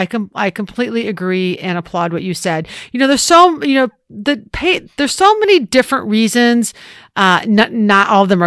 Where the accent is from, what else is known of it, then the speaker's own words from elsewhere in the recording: Ohio, United States; I'm from Ohio.